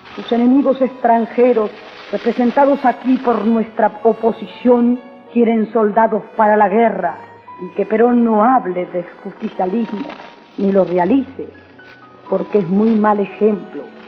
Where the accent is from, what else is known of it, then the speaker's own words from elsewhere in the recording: Argentina; por todo mi pueblo, por los argentinos de hoy